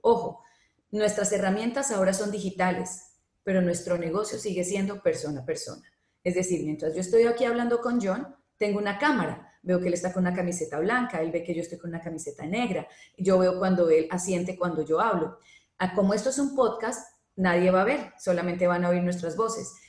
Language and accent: Spanish; Colombia; now in Panama; en Colombia, por ejemplo, que es de donde yo soy